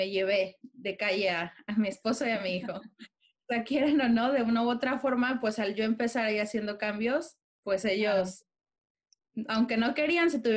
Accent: Mexico; moved away as an adult; now in London, United Kingdom; somos una familia mexicana, orgullosamente mexicanos, pero por azares del destino, ahorita estamos viviendo en Londres.

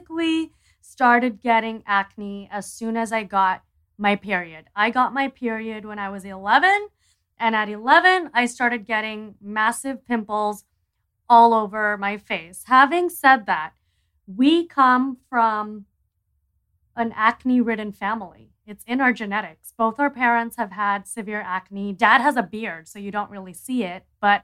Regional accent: Miami, Florida, United States; also born or lived in New York; we grew up in Miami.

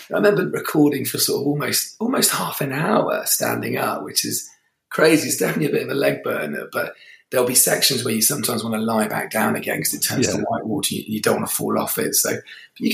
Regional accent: Gloucester, South West England, United Kingdom; now in Cornwall, United Kingdom; I'm originally from Gloucester and my house is about 5 minutes away from the river.

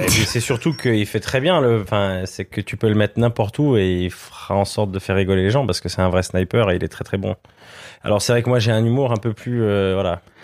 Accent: Switzerland; moved away as an adult; now in France; en tant que Suisse

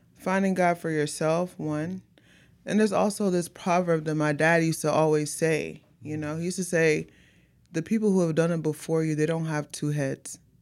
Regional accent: Houston, Texas, United States; born and raised out here in Houston

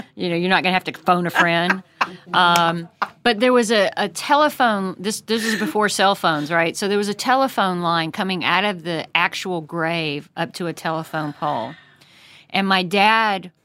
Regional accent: United States; as an American who believes in America and is very patriotic

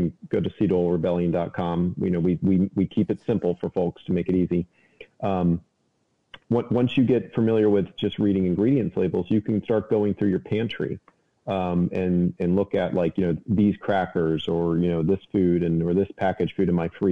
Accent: Maryland, United States; now in Appalachia, United States; I'm in Appalachia, so they say pop, you know, but I'm from Maryland, so I say soda

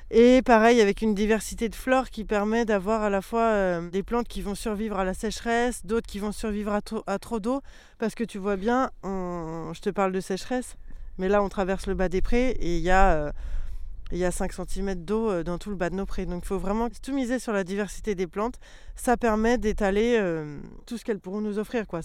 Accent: Noisiel, Île-de-France, France; J'ai 34 ans. Euh, je suis originaire de Seine-et-Marne. J'ai grandi en banlieue parisienne euh, à Noisiel.

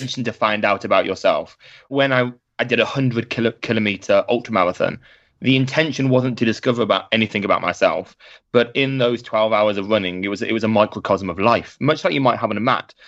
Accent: Birmingham, West Midlands, United Kingdom; I ended up back in my hometown of Birmingham

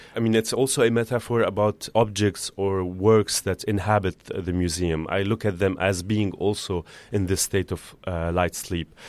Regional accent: Beirut, Beirut Governorate, Lebanon; moved away as an adult; also born or lived in Amsterdam; now in Paris, France; growing up in Beirut during the war years

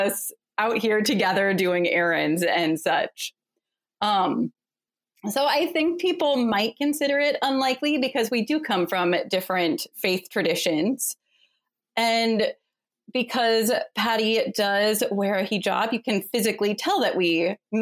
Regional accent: Phoenix, Arizona, United States; also born or lived in Kansas City; now in Philadelphia, United States; I was born in Kansas City, but grew up in Phoenix, Arizona, which I call my hometown

